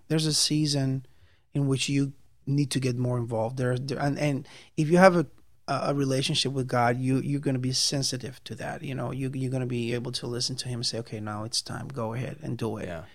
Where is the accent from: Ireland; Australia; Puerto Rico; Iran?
Puerto Rico; moved away as an adult; I'm from Puerto Rico. Um, came, I came to live here in 1999